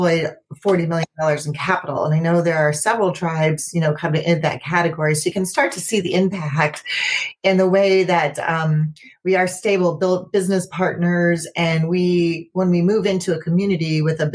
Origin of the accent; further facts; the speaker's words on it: Ohio, United States; moved away as an adult; also born or lived in Alaska / Guam / Pacific Northwest; now in Grand Rapids, United States; I was born and raised in Ohio.